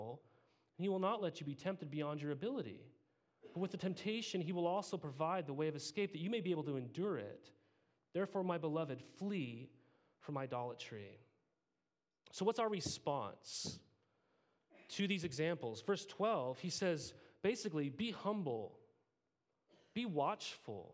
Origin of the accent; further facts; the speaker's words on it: Montana, United States; I grew up in Montana